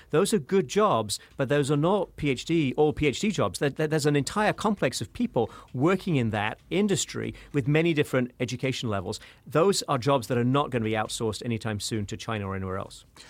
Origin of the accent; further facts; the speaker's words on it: United Kingdom; moved away; I'm, I'm from the, the United Kingdom, as you may have guessed from my accent.